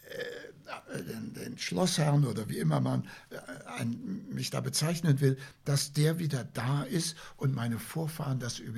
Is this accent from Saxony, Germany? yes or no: yes; Leipzig, Saxony, Germany; wir kommen ja aus Leipzig, das ist 20 Kilometer entfernt, der Ort Lütschena.